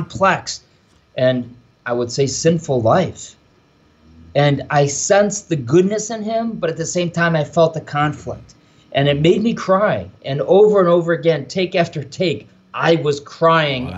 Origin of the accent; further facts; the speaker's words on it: Michigan, Ohio, Midwest, United States; moved away as an adult; also born or lived in Rome, Italy; now in New York, United States; this Irish kid from the Midwest, right? I'm from Michigan, Ohio